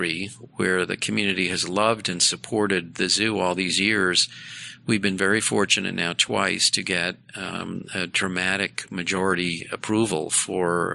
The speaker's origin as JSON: {"language": "English", "town": "Boston", "region": "Massachusetts", "country": "United States", "tie": "born or raised there", "moved": "as an adult", "lives_now": "Detroit, United States", "said": "Growing up in Boston"}